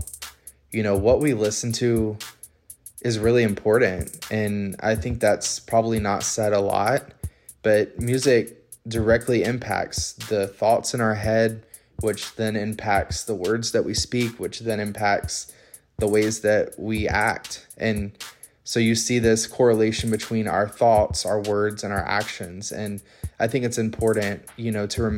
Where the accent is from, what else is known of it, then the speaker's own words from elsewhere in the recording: Pensacola, Florida, United States; moved away as an adult; now in Orlando, United States; I'm a singer-songwriter, born and raised in Pensacola, currently based in Orlando, Florida